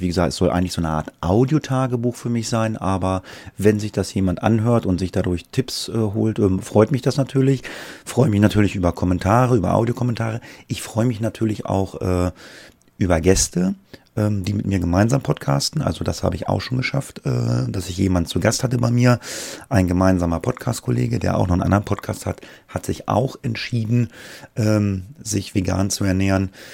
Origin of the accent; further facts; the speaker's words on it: Göttingen, Lower Saxony, Germany; Ich komme aus dem Raum Göttingen